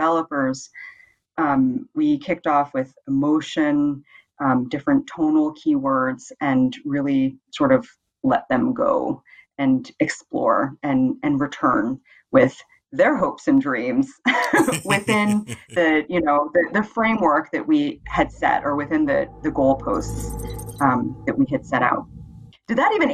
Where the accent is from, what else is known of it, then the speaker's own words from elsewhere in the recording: Bay Area, California, United States; moved away as an adult; now in Denmark; I'm from the Bay Area in California